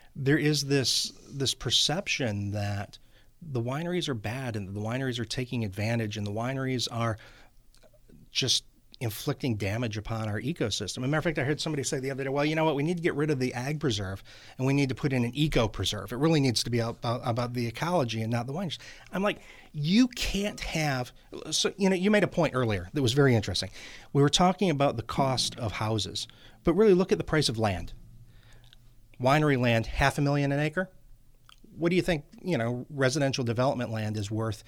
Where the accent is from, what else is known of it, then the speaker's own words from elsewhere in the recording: Detroit, Michigan, United States; also born or lived in East Coast; now in Napa, United States; I grew up in Detroit, in the heyday of Detroit when it was doing great